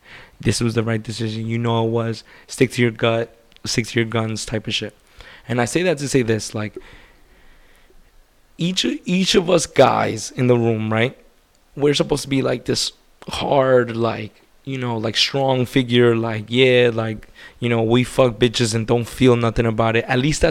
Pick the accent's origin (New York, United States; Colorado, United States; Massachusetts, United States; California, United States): New York, United States; I'm a New Yorker.